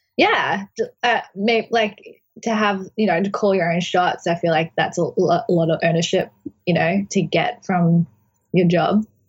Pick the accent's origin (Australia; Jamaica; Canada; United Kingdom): Australia; Brisbane, Queensland; moved away as an adult; now in New York City, United States; it's my hometown and where I grew up.